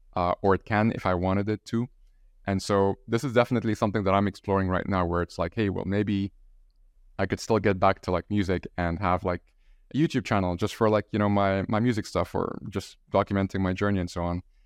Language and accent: English; Egypt; I'm from Egypt